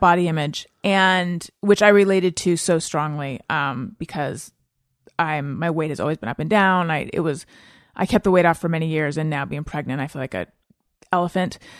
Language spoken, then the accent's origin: English; Orange County, California, United States; also born or lived in Claremont / New York; born in Northern California, grew up in Orange County